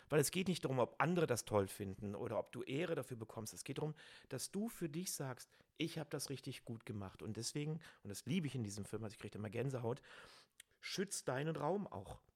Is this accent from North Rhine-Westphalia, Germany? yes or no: yes; Cologne, North Rhine-Westphalia, Germany; Ich bin ein Kölner